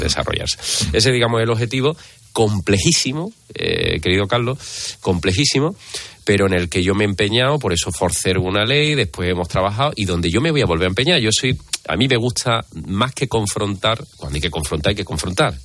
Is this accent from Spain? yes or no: yes; Barcelona, Catalonia, Spain; now in Andalusia, Spain; soy barcelona de nacimiento y tengo familia allí y algo conozco aquello